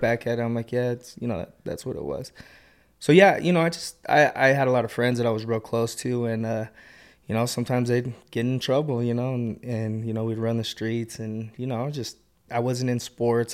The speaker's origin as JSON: {"language": "English", "area": "Kearns, Taylorsville, West Jordan", "region": "Utah", "country": "United States", "tie": "born or raised there", "said": "I grew up in Kearns, Taylorsville, and, like, West Jordan area"}